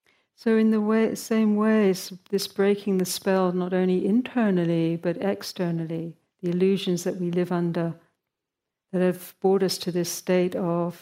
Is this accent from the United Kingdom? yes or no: yes; United Kingdom; moved away; my home country of Britain where I grew up.